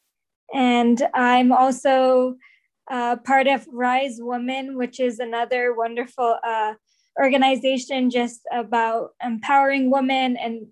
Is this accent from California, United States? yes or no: yes; Bay Area, California, United States; I am from the Bay Area